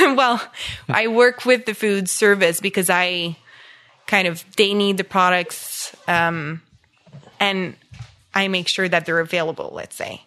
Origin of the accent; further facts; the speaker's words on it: Embrun, Ontario, Canada; English is a second language; also born or lived in Orleans, Ottawa; I grew up in Embrun, which is a small, uh, French village, uh, east, southeast of Ottawa